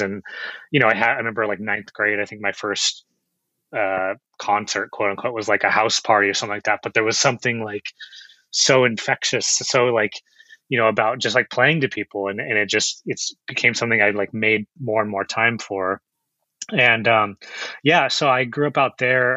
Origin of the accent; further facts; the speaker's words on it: Chino Hills, California, United States; I'm actually up from Inland Empire, Chino Hills is where I grew up.